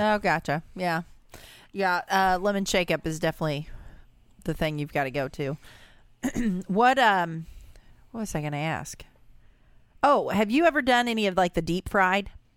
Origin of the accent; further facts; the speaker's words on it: Brownstown, Indiana, United States; us from Brownstown